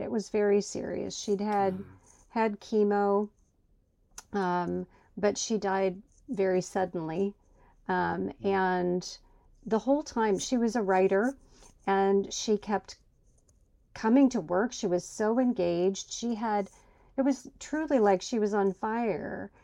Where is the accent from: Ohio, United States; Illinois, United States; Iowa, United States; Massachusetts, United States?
Iowa, United States; Huxley; moved away; I was born in a tiny town called Huxley, Iowa. I left and lived all over the country, and then I came back to my hometown of Huxley, Iowa, population 4,288.